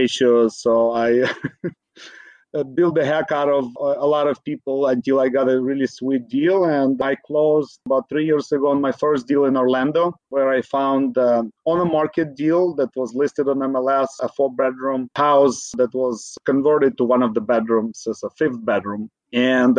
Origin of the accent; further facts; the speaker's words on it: Ukraine; now in Bay Area, United States; Originally, I'm from Ukraine